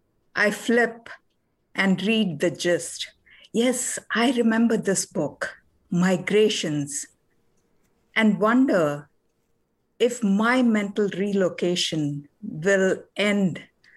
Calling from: Boston, Massachusetts, United States; From Boston.

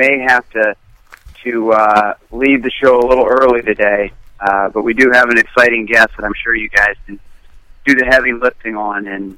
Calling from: Long Beach Island, New Jersey, United States; I'm calling from Long Beach Island in New Jersey on a family vacation. And we've been here for a week.

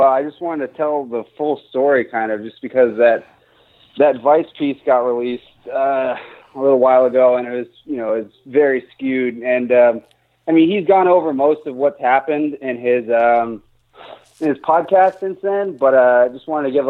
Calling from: Charlottesville, Virginia, United States; I'm calling from Charlottesville, Virginia.

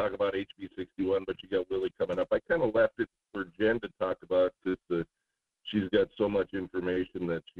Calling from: Juneau, Alaska, United States; calling from Juneau.

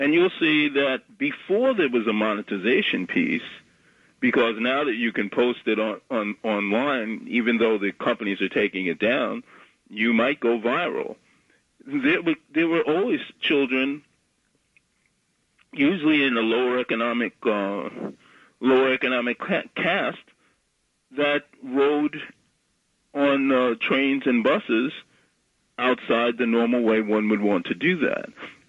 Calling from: Bronx, New York, United States

